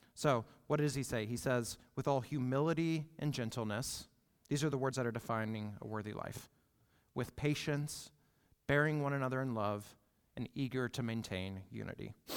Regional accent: United States; we, as an American church

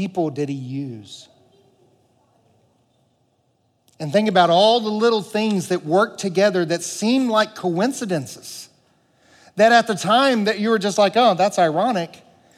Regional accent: the Bible Belt, United States; I grew up in the Bible Belt

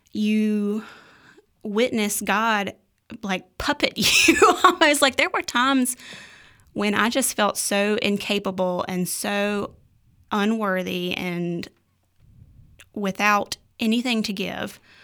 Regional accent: Ruffin, North Carolina, United States; also born or lived in Reidsville, North Carolina; I was born in Reedsville, North Carolina, um, but I was raised in Ruffin, uh, so I basically grew up in the woods.

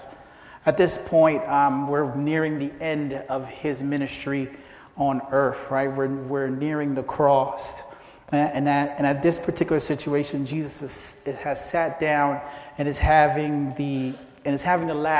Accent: Philadelphia, Pennsylvania, United States; also born or lived in Haiti; I basically grew up in Philadelphia, and that's been my hometown ever since

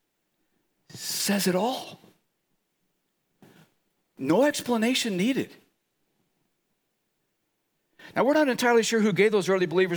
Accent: Chicago, Illinois, United States; moved away; my hometown, Chicago

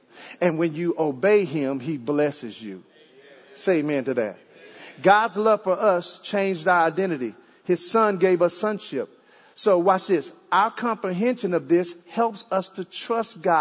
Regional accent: Dallas, Texas, United States; also born or lived in Jamaica / Ohio; now in Arlington, United States; I'm from Dallas

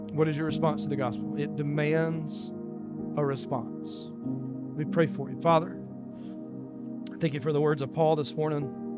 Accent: Dillon, South Carolina, United States; I grew up in Dillon, South Carolina, in the country

